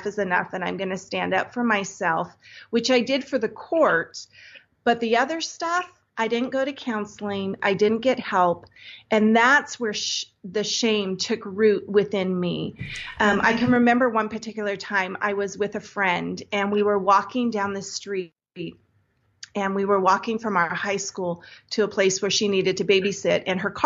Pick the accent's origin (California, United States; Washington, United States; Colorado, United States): California, United States; Santa Cruz; I grew up in Santa Cruz, California